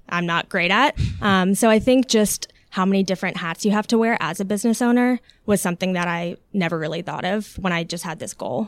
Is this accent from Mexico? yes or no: no; Alpharetta, Georgia, United States; also born or lived in Long Island, New York / Florida / Buckhead, Atlanta; when I was three, we moved there and grew up there